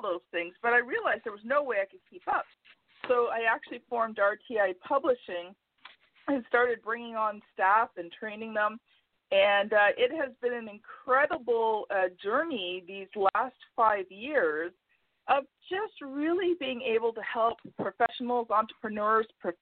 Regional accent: Canada; I'm Canadian

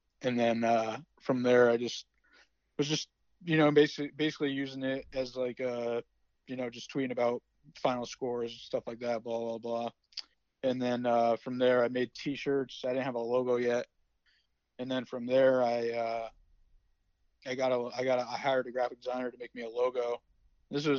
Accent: West Haven, Connecticut, United States; I'm from West Haven

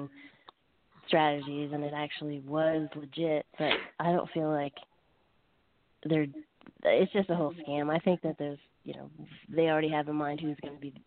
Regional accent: Canada; now in United States; I'm actually from Canada originally

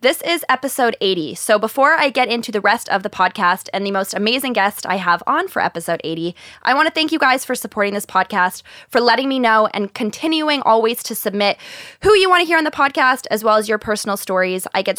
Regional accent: Connecticut, United States; she's also originally from Connecticut, which is where I'm from.

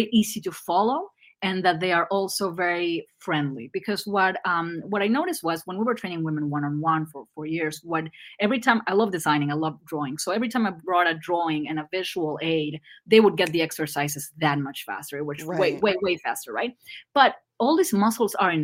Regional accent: Argentina; English is a second language; I'm Argentinian

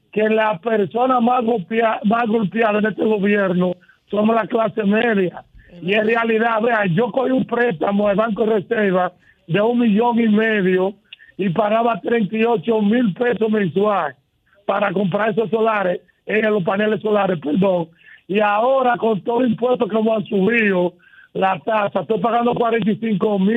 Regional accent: Santiago de los Caballeros, Santiago, Dominican Republic; now in United States; yo soy santiaguero.

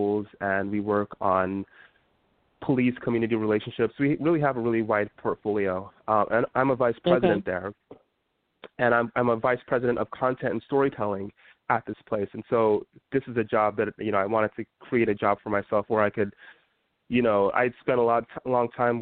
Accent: Utah, United States; now in Washington DC, United States; when I was younger, I grew up in Utah

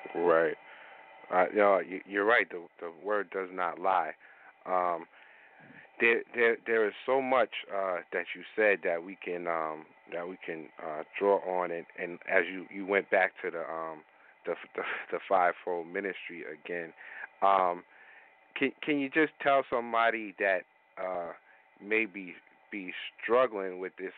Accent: New York, United States; I'm a New Yorker

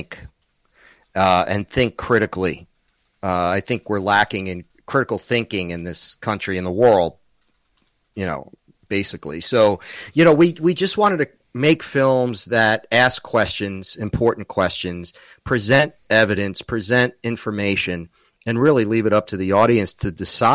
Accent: New York, United States; I'm from New York

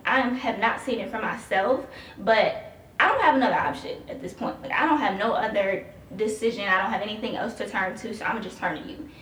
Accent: Chicago, Illinois, United States; moved away as an adult; now in Columbus, United States; I'm originally from Chicago.

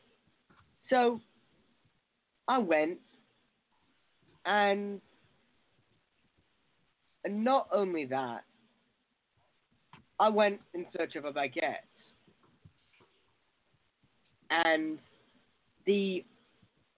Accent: United Kingdom; I'm a Brit.

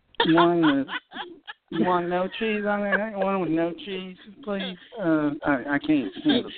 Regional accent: the South, United States; now in New Orleans, United States; Yeah, I'm from the South.

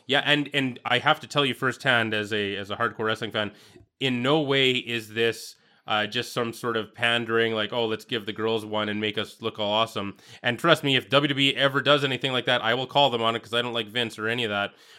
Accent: Saskatchewan, Canada; growing up in Saskatchewan

